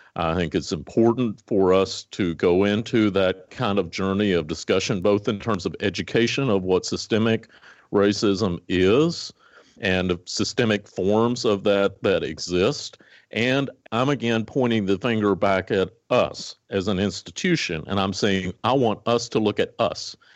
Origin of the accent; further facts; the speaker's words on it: Botetourt County, Virginia, United States; now in Lincoln, United States; my first day to get on the school bus to go to the public school in Botetourt County, Virginia, in Western Virginia